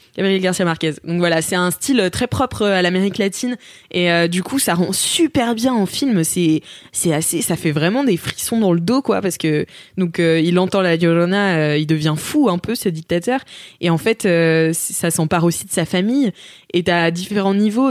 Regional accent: France; moi, en tant que française

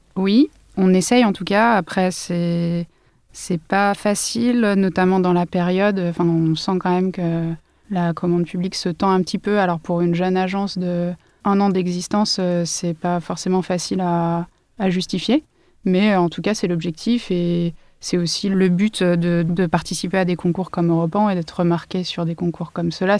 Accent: Lyon / Ain, Auvergne-Rhône-Alpes, France; moved away as an adult; now in Paris, France; Je suis une lyonnaise, enfin dans l'Ain exactement

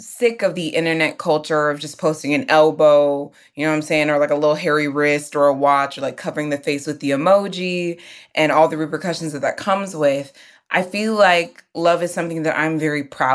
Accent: Houston, Texas, United States; now in New York, United States; I, too, am in New York. And, you know, I'm from Houston

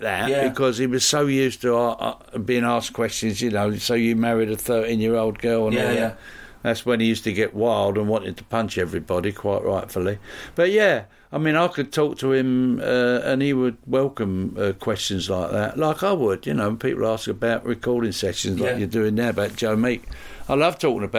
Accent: England, United Kingdom; I'm English

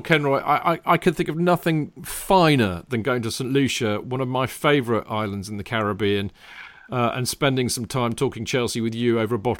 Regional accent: India; now in Atlanta, United States; I currently live in Atlanta, Georgia. But I'm originally from India.

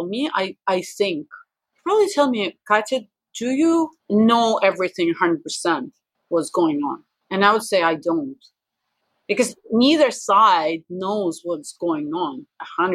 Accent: Russia; I'm too Russian

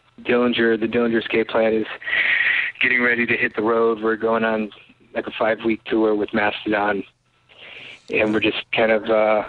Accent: Detroit, Michigan, United States; we're all friends from Detroit.

